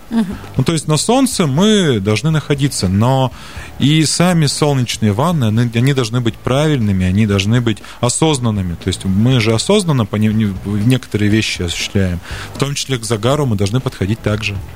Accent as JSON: {"language": "Russian", "region": "Siberia", "country": "Russia", "said": "как любой сибиряк"}